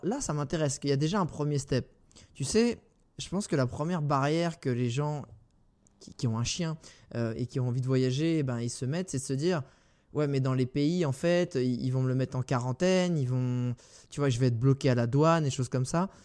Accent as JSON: {"language": "French", "country": "France"}